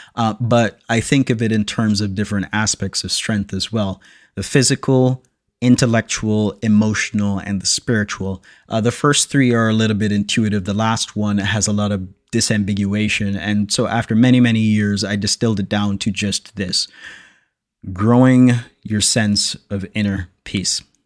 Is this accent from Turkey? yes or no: no; Jamaica; I'm born and raised in Jamaica